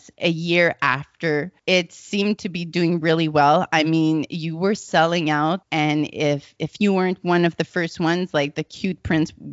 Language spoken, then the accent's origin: English; Alberta, Canada; I'm from Alberta.